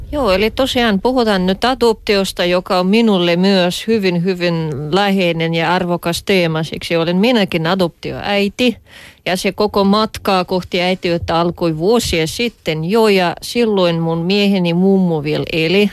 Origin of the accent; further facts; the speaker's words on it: Russia; now in Finland; minä olen venäläinen